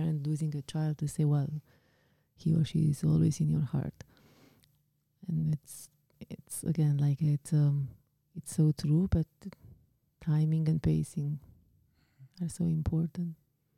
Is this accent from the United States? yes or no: no; Romania; moved away; my home country, in my country of origin, I guess you would call it, right? Like Romania.